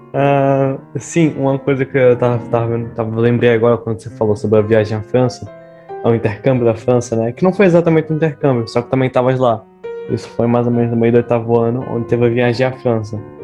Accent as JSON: {"language": "Portuguese", "country": "Brazil", "moved": "yes", "lives_now": "Portugal", "said": "por ser brasileiro"}